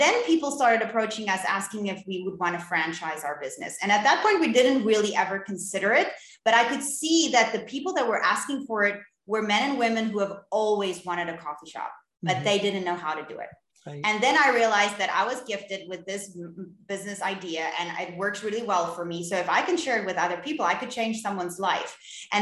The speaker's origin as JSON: {"language": "English", "town": "Cape Town", "region": "Western Cape", "country": "South Africa", "said": "I'm from Cape Town in South Africa"}